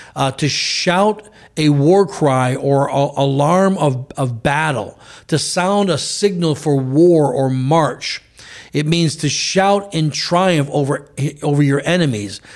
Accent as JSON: {"language": "English", "country": "United States", "said": "us as American citizens"}